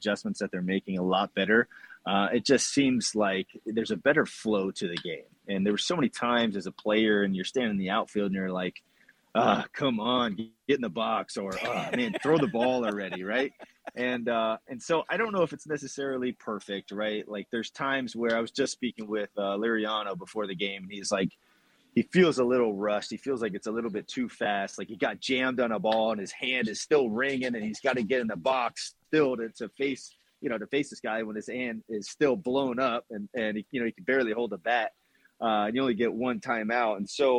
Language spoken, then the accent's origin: English; Tampa, Florida, United States; growing up in Tampa